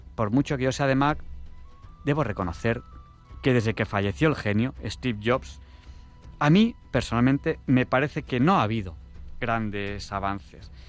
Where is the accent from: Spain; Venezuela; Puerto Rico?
Spain; Catalonia; soy catalán, que tenemos fama de ahorradores